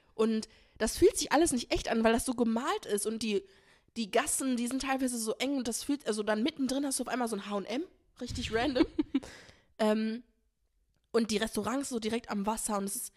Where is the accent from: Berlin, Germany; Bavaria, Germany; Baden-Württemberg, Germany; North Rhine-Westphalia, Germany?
North Rhine-Westphalia, Germany; Essen; wir kommen aus Essen